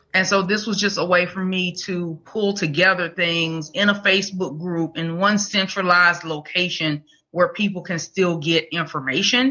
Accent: Mobile, Alabama, United States; now in Huntsville, United States; I'm from Mobile, mm. Alabama. I live in Huntsville now

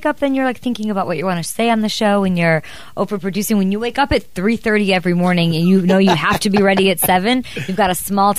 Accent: Chicago, Illinois, United States; It reminds me of where I'm from in Chicago.

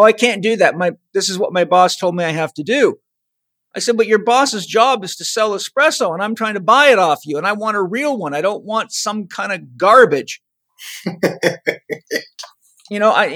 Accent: Vancouver Island, British Columbia, Canada; I grew up on Vancouver Island

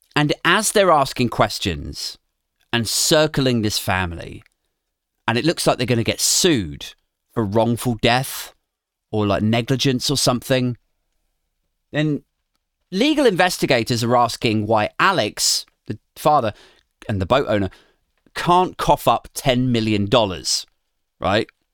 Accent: Maidenhead, South East England, United Kingdom; my hometown of Maidenhead, Berkshire

